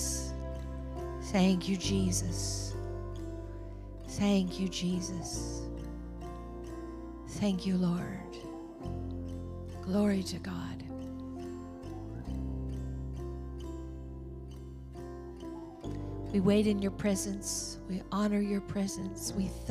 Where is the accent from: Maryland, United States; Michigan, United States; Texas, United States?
Michigan, United States; now in Orange County, California, United States; I'm from Michigan.